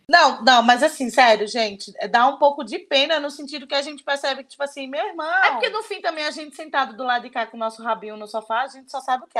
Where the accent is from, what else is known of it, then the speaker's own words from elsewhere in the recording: Pernambuco, Brazil; now in São Paulo, Brazil; eu sou de Pernambuco, mas eu moro aqui em São Paulo